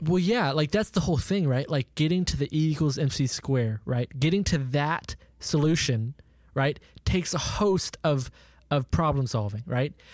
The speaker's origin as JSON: {"language": "English", "region": "Oklahoma", "country": "United States", "tie": "born or raised there", "said": "our town, Jacob, where we grew up in Oklahoma"}